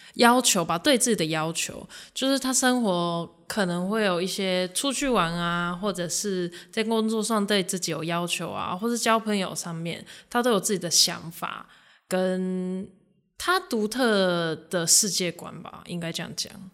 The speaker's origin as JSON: {"language": "Chinese", "country": "Japan", "tie": "born or raised there", "moved": "as an adult", "lives_now": "Taiwan", "said": "我本身是日本华侨，然后我十九岁之前都在日本出生长大，然后是大学才在台湾读书"}